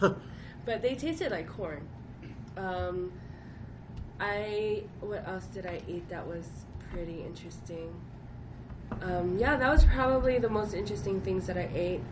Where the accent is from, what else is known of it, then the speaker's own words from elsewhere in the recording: Hawaii, United States; I grew up in Hawaii